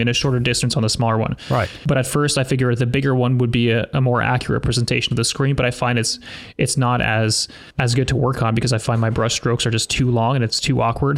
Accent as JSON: {"language": "English", "country": "Canada", "also_born_or_lived": "Sudbury, Ontario", "said": "I'm a Canadian portrait photographer."}